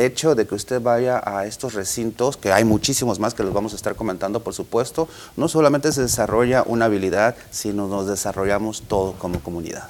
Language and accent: Spanish; Sonora, Mexico; como los sonorenses estamos